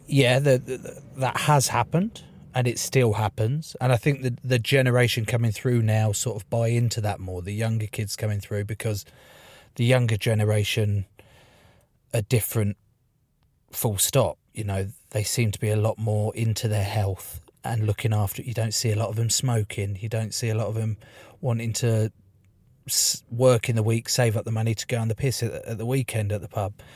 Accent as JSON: {"language": "English", "area": "East Sussex", "region": "South East England", "country": "United Kingdom", "tie": "born or raised there", "said": "I grew up in East Sussex, a little town in East Sussex"}